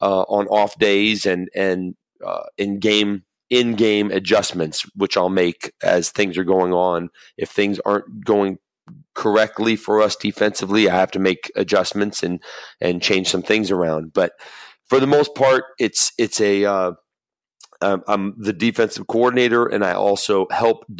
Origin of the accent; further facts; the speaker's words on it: Los Angeles, California, United States; I grew up in Los Angeles